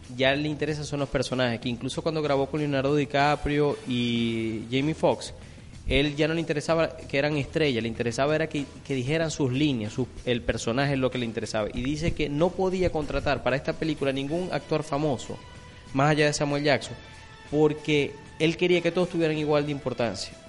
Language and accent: Spanish; Venezuela; nosotros como venezolanos